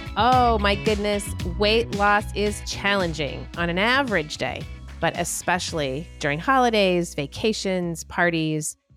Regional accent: United States; as an American citizen

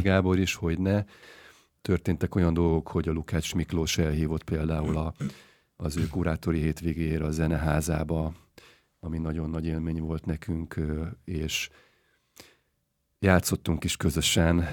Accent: Hungary; Magyarországon születtem, gyerekkorom óta

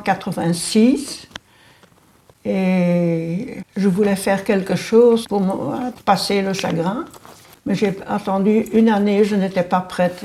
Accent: Anderlecht, Brussels-Capital Region, Belgium; also born or lived in Forest; Je suis née à Anderlecht. J'ai fait ma commune à Anderlecht. Je me suis mariée à Anderlecht.

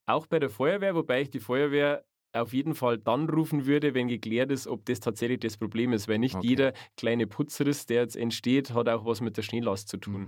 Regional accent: Chiemgau, Bavaria, Germany; Gerade im Chiemgau, genau. Also mhm. aus meiner Heimat

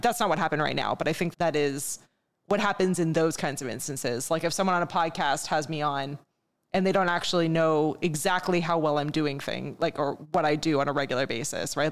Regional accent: Montreal, Quebec, Canada; moved away as an adult; I grew up in Montreal, and I grew up fairly bilingual. You have to in Montreal. But I haven't lived there now for almost twenty years at this point.

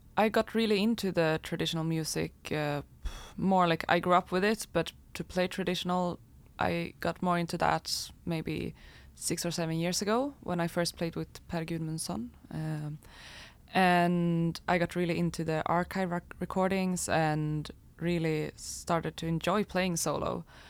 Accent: Falun, Dalarna County, Sweden; I grew up in Falun in Dalarna, uh, kind of in the middle of Sweden.

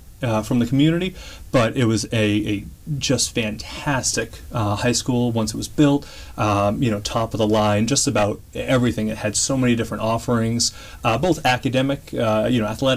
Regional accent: Shrewsbury, Massachusetts, United States; also born or lived in Framingham, Massachusetts; now in Franklin, United States; I grew up in Shrewsbury

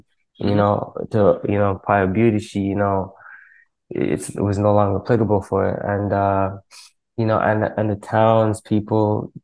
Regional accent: Toronto, Ontario, Canada; I'm from the east side of Toronto. It's a little spot called Scarborough

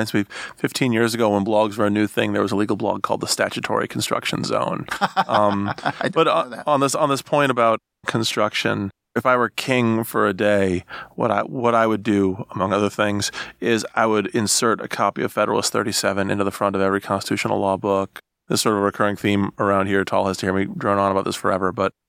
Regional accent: Iowa, United States; I'm from Iowa, so I'm allowed to make that joke.

